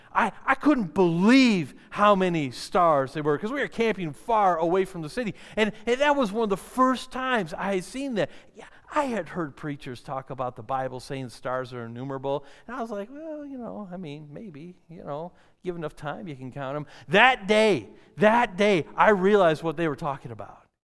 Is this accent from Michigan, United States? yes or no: yes; Detroit, Michigan, United States; I grew up in the city. I grew up in Detroit area, Michigan